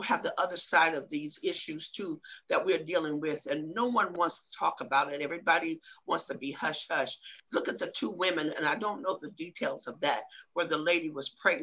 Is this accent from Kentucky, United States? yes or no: no; Ohio, United States; that's my hometown